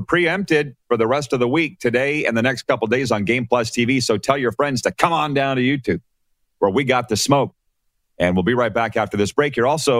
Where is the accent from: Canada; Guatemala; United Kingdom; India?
Canada; as Canadian kids, we grow up either hockey or curling. Curling or hockey. That's what we gravitate towards as Canadian kids.